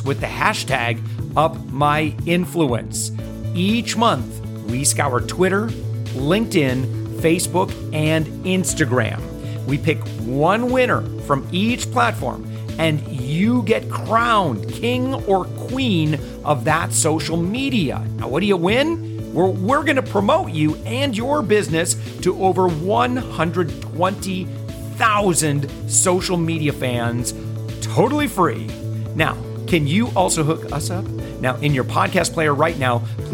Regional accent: near Portage/Kalamazoo, Michigan, United States; right near where my parents are, where I was raised

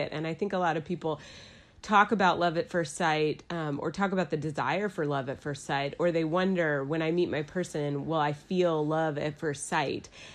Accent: Dallas, Texas, United States; moved away as an adult; also born or lived in New York City; now in Asheville, United States; I'm from Dallas, Texas. I moved to Asheville, North Carolina

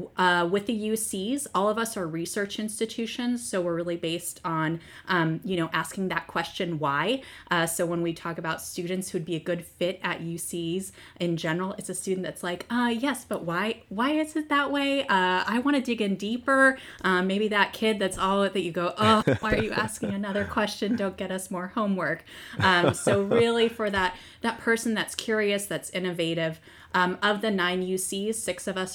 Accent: Arizona, United States; moved away as an adult; I grew up out west. I grew up in Arizona. I went to the University of Arizona, majored in theater, went out to California

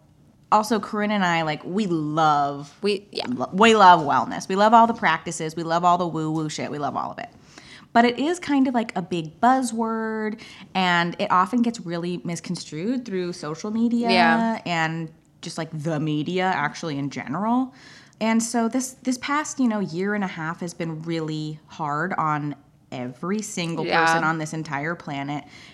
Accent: the Bay Area, California, United States; I'm from the Bay

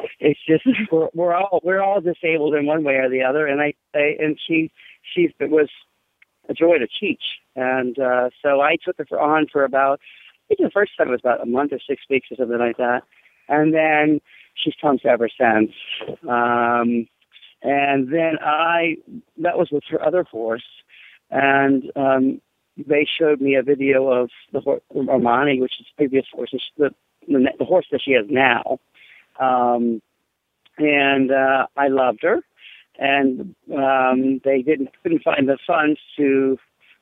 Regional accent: Pennsylvania, United States; Pennsylvania, where my hometown is

